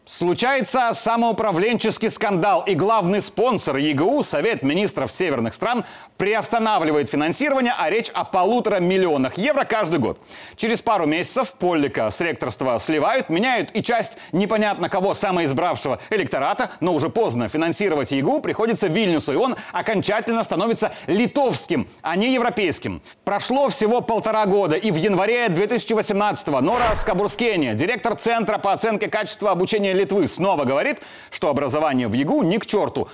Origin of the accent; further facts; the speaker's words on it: Grodno Region, Belarus; Родом я из Гродненской области